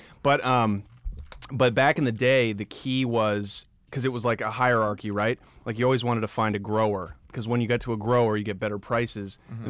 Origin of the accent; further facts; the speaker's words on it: Portland, Oregon, United States; I'm from Portland, Oregon.